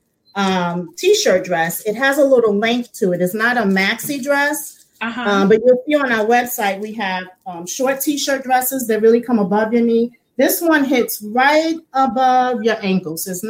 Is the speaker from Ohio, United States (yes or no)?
no; New York, United States; growing up in New York, we had so many different places to go shopping